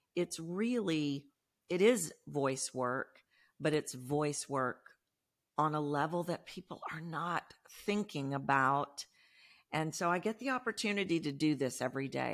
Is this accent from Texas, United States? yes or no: yes; Texas, United States; I'm from Texas. You can probably hear that in my voice